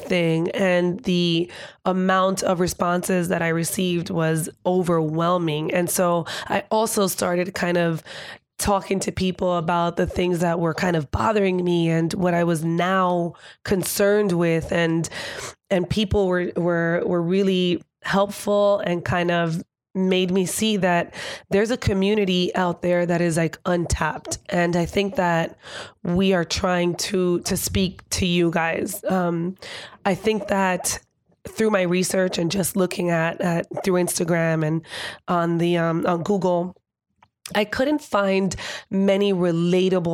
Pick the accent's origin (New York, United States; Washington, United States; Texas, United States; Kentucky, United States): New York, United States; New York City; growing up here in New York City, being here and being Dominican